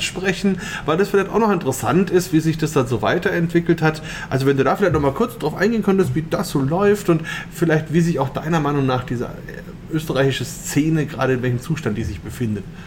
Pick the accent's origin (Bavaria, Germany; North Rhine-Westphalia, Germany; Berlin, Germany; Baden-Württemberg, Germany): Bavaria, Germany; Bamberg; bei uns in Bamberg